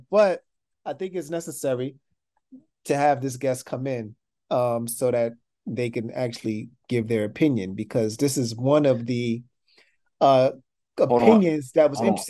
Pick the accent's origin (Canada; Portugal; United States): United States; New York City, New York; Grew up together in Soundview